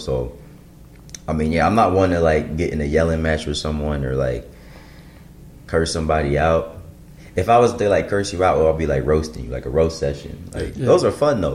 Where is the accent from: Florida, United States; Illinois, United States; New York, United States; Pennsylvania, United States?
Illinois, United States; suburb of Chicago; I'm from the Midwest, grew up in suburb of Chicago